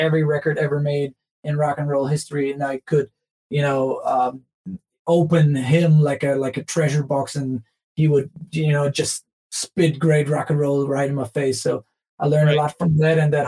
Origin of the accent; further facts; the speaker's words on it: Germany; growing up in Germany